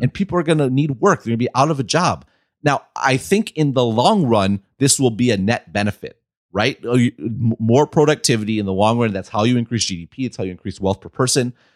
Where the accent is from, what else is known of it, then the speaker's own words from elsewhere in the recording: Midwest, United States; I'm from the Midwest